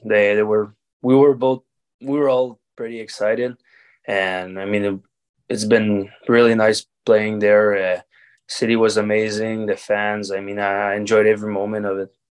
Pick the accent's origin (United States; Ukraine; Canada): Canada; Varennes, Quebec; also born or lived in Charlottetown / Laval; I played hockey in my hometown. To, I mean, with the Blizzard of Varennes